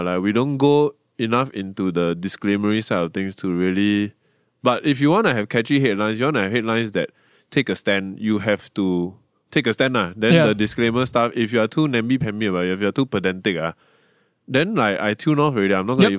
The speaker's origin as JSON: {"language": "English", "country": "Malaysia", "said": "I'm Malaysian."}